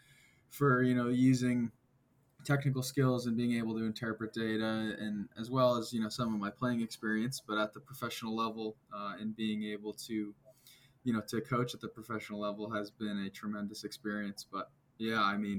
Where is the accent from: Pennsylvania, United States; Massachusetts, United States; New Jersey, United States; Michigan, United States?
Massachusetts, United States; Hopkinton; I grew up around Babson in Hopkinton, Massachusetts, so about half hour west of Boston